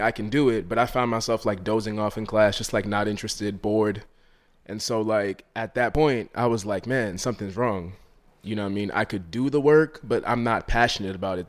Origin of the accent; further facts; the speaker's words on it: Rockland County, New York, United States; also born or lived in Harlem, New York City; born in Harlem, raised in Rockland County, which is like a suburb, an hour north of here.